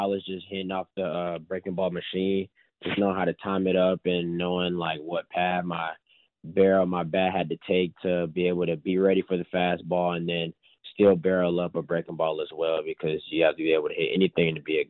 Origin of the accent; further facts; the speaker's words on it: Atlanta, Georgia, United States; I'm from Atlanta